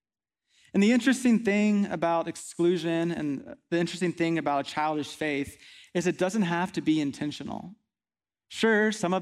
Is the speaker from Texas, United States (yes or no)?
yes; Midland, Texas, United States; also born or lived in Kingwood, Texas; So I grew up out west in Midland, Texas, which was a really nice place to spend a lot of years of my life.